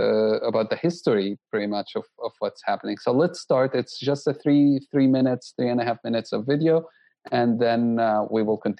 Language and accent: English; Jerusalem, Jerusalem District, Israel; Although I had Armenian friends growing up in Jerusalem because we have a large Armenian community there